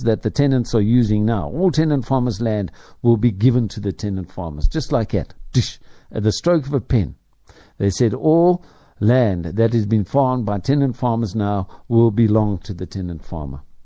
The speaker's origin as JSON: {"language": "English", "country": "Ireland", "moved": "yes", "lives_now": "South Africa", "said": "I speak as an Irishman"}